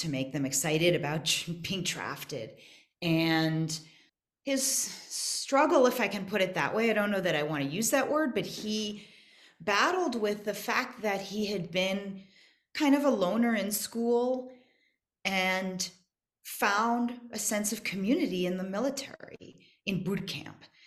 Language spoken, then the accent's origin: English; United States; moved away as an adult; now in South Africa; I'm American